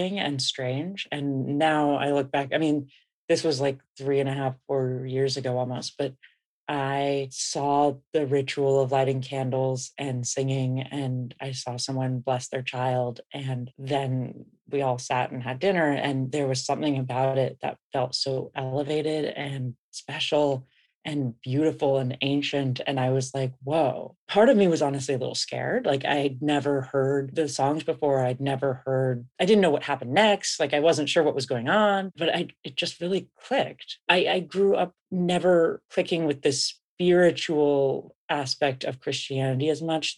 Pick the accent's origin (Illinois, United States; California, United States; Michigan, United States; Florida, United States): California, United States; San Francisco; I grew up in San Francisco